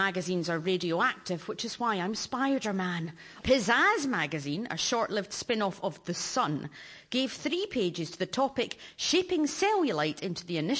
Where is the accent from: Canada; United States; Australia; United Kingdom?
United Kingdom; Glasgow, Scotland; No, I grew up in Glasgow. It's quite the metropolitan place.